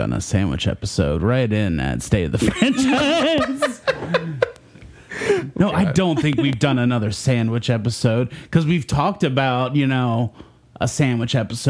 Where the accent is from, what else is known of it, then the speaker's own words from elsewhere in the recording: East Coast, United States; moved away; I'm from the East Coast